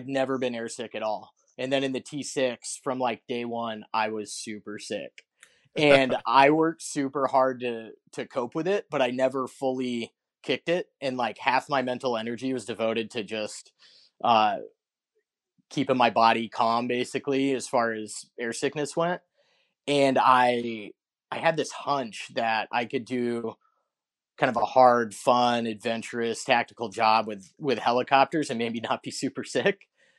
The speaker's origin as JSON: {"language": "English", "town": "Golden", "region": "Colorado", "country": "United States", "tie": "born or raised there", "said": "I grew up in Colorado, kind of on the Front Range there in Golden, West Denver."}